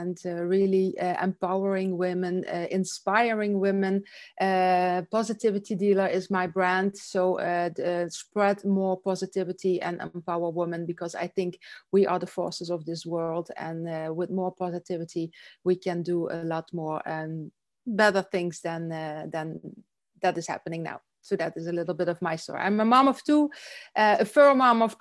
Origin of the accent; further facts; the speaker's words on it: south of Holland, southern Netherlands, Netherlands; now in Belgium; I'm from Holland. I'm from the south of Holland. I live in Belgium